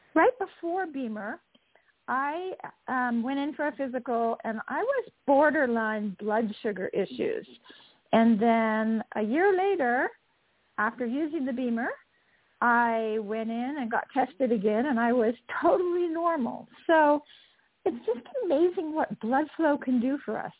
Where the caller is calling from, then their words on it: just south of Salt Lake City, Utah, United States; I am calling in from Utah, just south of Salt Lake City